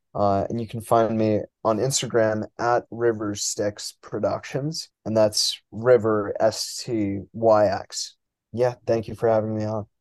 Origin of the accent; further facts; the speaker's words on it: New York, United States; moved away as an adult; now in Boston, United States; born and raised in New York